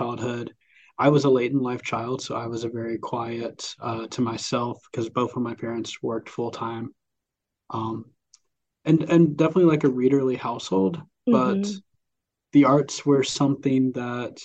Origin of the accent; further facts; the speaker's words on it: Columbus, Mississippi, United States; also born or lived in Cleveland, Mississippi; born and raised on the eastern side of the state. So Lowndes County, I grew up just outside of Columbus, Mississippi.